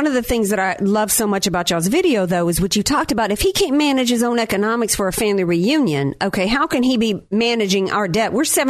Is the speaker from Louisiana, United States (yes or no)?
yes; Louisiana, United States; also born or lived in North Carolina; I'm from Louisiana, I was born in North Carolina